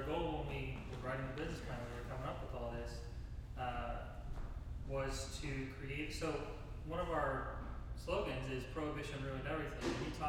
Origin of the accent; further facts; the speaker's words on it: Rowan County, Kentucky, United States; I'm from Round County. We're all from this town to some degree.